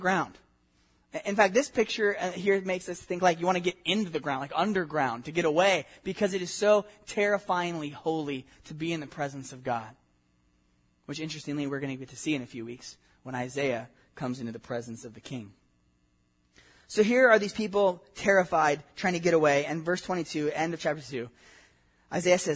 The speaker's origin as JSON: {"language": "English", "region": "Southern California", "country": "United States", "tie": "born or raised there", "said": "I grew up in Southern California"}